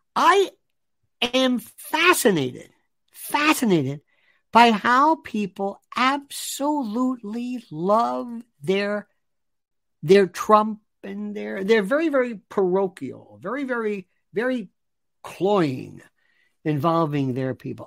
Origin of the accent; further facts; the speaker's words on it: Tampa, Florida, United States; moved away; growing up in Tampa, in Ybor City